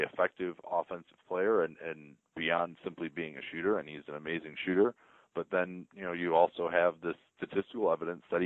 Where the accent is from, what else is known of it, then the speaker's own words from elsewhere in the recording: Chicago, Illinois, United States; as a Chicagoan